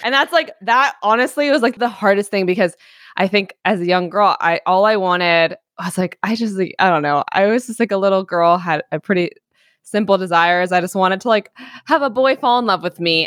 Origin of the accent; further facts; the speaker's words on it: New York City, New York, United States; now in Long Beach, United States; I grew up in New York City, in Greenwich Village